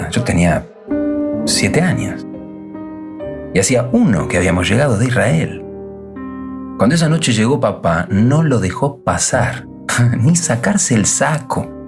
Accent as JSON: {"language": "Spanish", "town": "Villa Lynch", "region": "Buenos Aires", "country": "Argentina", "tie": "born or raised there", "said": "En 1952, por razones familiares, emigramos a la Argentina mi infancia en Villa Lynch la pasé entre la escuela y la calle."}